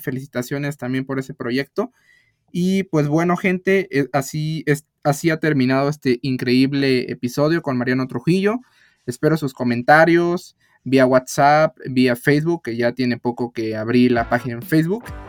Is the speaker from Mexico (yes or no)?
yes; Mexico; nosotros como mexicanos